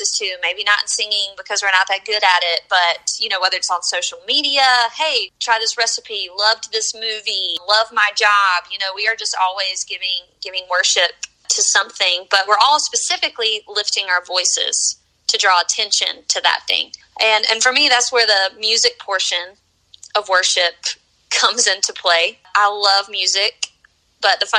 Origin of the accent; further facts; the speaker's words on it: the South, United States; also born or lived in North Carolina / South Carolina; I grew up in church here in the South. I'm from North Carolina.